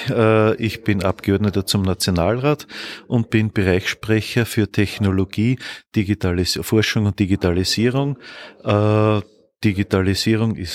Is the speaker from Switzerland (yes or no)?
no; Bad Hall, Upper Austria, Austria; also born or lived in Steyr; Geboren in Steyr, aufgewachsen in Bad Hall und wohne in Pfarrkirchen bei Bad Hall.